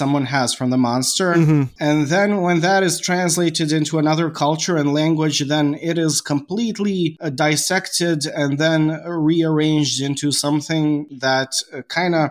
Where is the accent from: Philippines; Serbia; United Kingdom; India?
Serbia; I am Serbian, I am going to read it in a very Slavic Russian accent